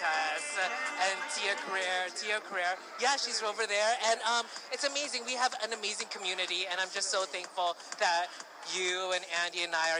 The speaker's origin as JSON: {"language": "English", "country": "Philippines", "said": "I'm Filipino and here representing the Filipino community."}